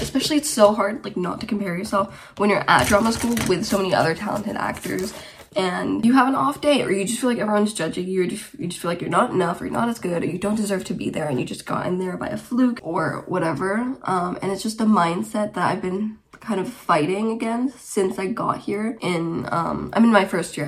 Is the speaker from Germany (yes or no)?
yes; Germany; also born or lived in Romania; now in Wigan, United Kingdom; I am originally from Romania, but I grew up in Germany and I currently live in the UK, uh, in Wigan, near Manchester